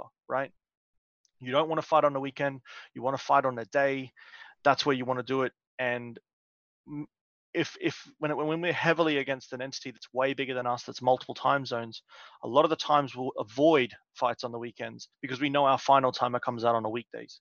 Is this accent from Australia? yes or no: yes; Australia; I came from Australia.